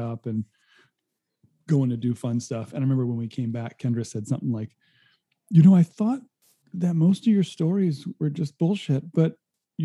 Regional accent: Rhode Island, United States; moved away as an adult; now in California, United States; I grew up in Rhode Island and spent a lot of time at a summer camp in New Hampshire

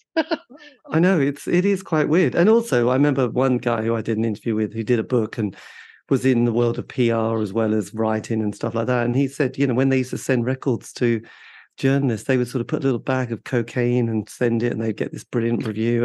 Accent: East Anglia, East of England, United Kingdom; where I grew up in East Anglia

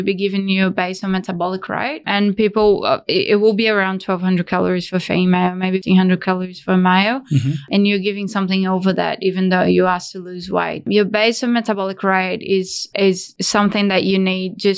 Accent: Brazil; moved away as an adult; now in Australia; I came from Brazil 10 years ago.

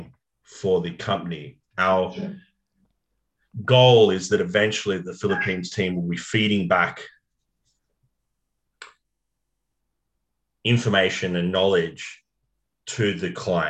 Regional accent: Sydney, New South Wales, Australia; I grew up in the North Shore and I went to North Sydney Boys High and lived in Kirribilli

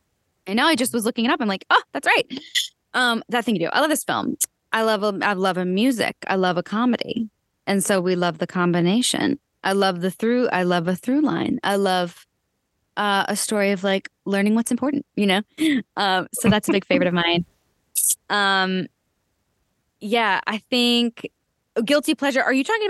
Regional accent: Erie, Pennsylvania, United States; I'm from Erie, PA.

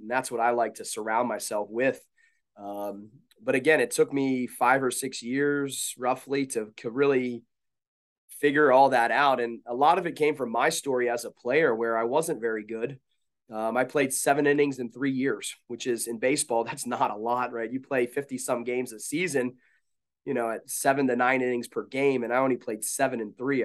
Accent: Baltimore, Maryland, United States; now in Salisbury, United States; I grew up in the Baltimore area

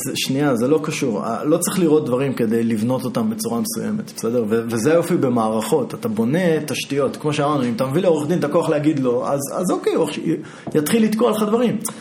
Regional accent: Israel; אני ישראלי

